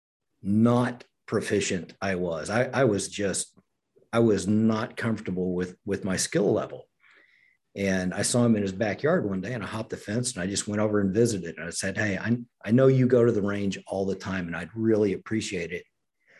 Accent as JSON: {"language": "English", "region": "Oklahoma", "country": "United States", "tie": "born or raised there", "said": "I grew up in Oklahoma"}